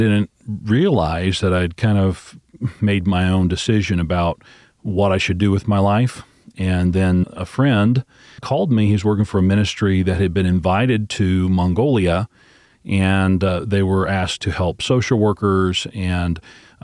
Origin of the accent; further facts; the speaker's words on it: the Ozarks, Southwest Missouri, United States; I'm originally from the Ozarks, Southwest Missouri, and I grew up in a Christian home.